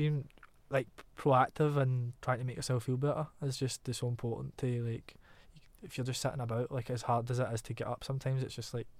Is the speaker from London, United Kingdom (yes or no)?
no; Glasgow, Scotland, United Kingdom; Glasgow, like the bullshit-o-meter is so potent. Like, every time I come home, my mum's like, check my accent to make sure it's still in check. I could never change my accent